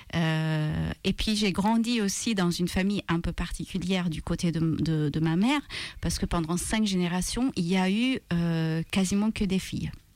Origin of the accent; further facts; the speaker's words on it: Malta; French is a second language; moved away; Je viens de Malte